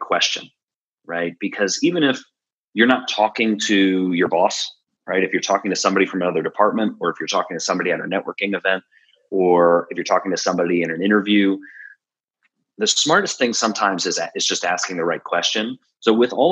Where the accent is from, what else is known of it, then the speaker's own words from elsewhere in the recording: Philadelphia, Pennsylvania, United States; we're from Philly